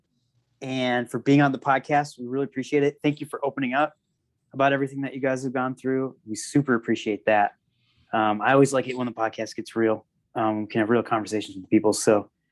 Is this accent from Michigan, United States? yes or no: yes; Michigan, United States; I grew up in Michigan